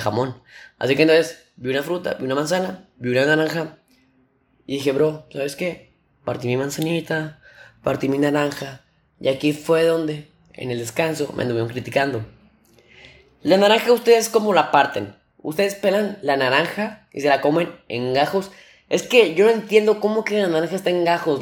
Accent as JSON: {"language": "Spanish", "region": "Nuevo León", "country": "Mexico", "said": "aquí yo soy de Nuevo León. Este, un estado de México"}